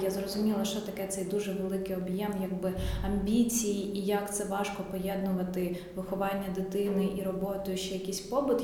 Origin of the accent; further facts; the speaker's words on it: Kyiv, Ukraine; Все своє дитинство я провела в цьому районі, тому я насправді навіть не знала, що таке жити не в центрі Києва